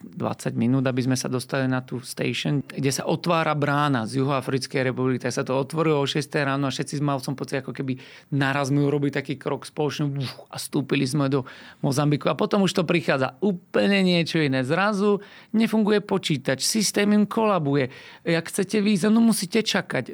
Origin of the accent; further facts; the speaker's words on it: Slovakia; also born or lived in Brazil; tu u nás v Európe alebo na Slovensku